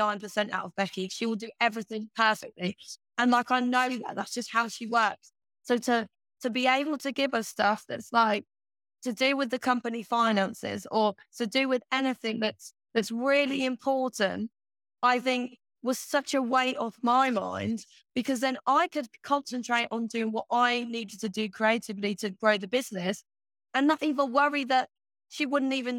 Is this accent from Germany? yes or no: no; Ireland; moved away; we grew up in Ireland, in like a really like remote area in Ireland.